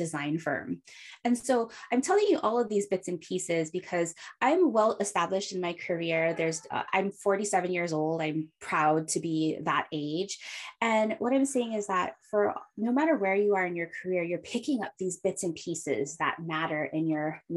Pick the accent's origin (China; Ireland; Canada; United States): United States; Hawaii; now in San Francisco, United States; I was born and raised in Hawaii, but now live in San Francisco